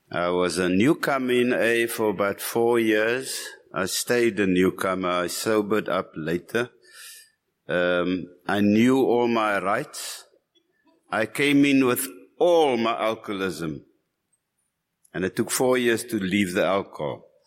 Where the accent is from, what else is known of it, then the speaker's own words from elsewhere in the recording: Cape Town, Western Cape, South Africa; I'm from Cape Town